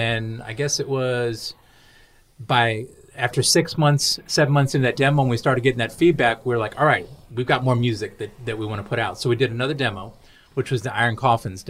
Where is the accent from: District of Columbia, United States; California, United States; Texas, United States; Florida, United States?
Florida, United States; Brandon; from Brandon, Florida